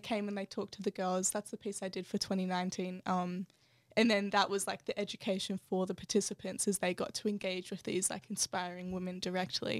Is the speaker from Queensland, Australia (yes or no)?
no; Canberra, Australian Capital Territory, Australia; Belco Mall was my home town